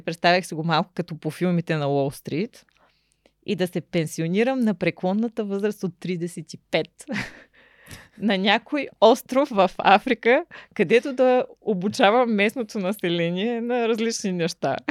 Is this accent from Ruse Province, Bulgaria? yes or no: yes; Ruse, Ruse Province, Bulgaria; also born or lived in Shumen / Varna; Рус е моя роден град